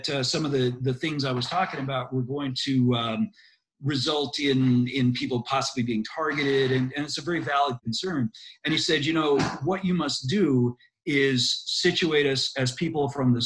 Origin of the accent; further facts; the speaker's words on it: United States; now in Brisbane, Australia; I'm an American citizen, a U.S. citizen